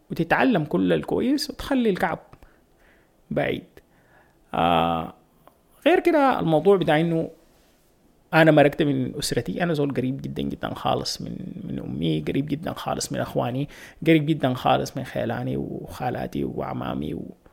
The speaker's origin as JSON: {"language": "Arabic", "country": "Sudan", "moved": "yes", "said": "انا جاي من السودان علاقاتنا الاجتماعيه اكبر بنعرف عن اصحابنا وعن الناس اللي معانا في الشغل اكتر ونساتنا اكتر هنا العلاقات منقفله شديد"}